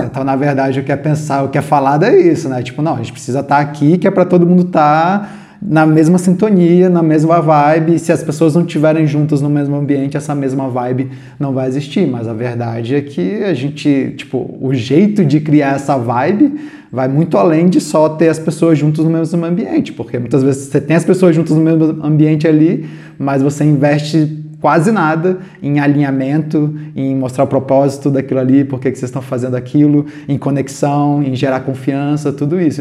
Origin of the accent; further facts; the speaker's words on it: Brasília, Federal District, Brazil; a gente é de Brasília, eu pelo menos sou de Brasília